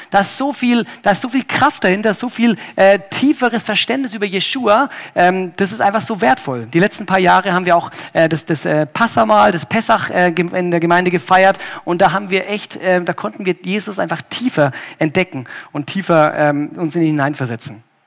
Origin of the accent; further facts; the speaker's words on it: Germany; ich als Deutscher